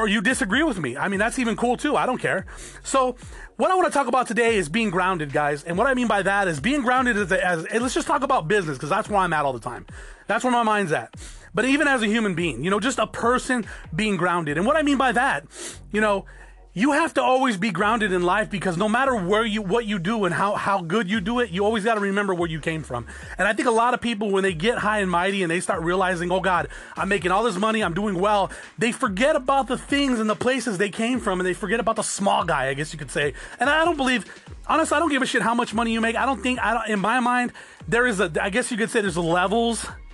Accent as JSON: {"language": "English", "region": "Arizona", "country": "United States", "tie": "born or raised there", "also_born_or_lived": "Norwalk, California", "said": "I was born there, but I was raised in Arizona"}